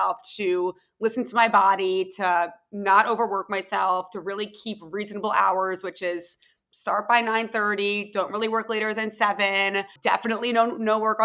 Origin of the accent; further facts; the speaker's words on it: Philadelphia, Pennsylvania, United States; moved away as an adult; also born or lived in Tel Aviv; I was born and raised in Philadelphia, went to school in Philly, and then actually moved to Tel Aviv right after I graduated from college